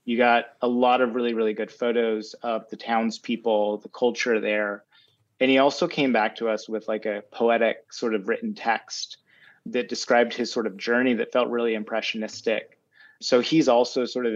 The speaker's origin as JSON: {"language": "English", "region": "Utah", "country": "United States", "tie": "born or raised there", "moved": "yes", "lives_now": "New York City, United States", "said": "I grew up in Utah."}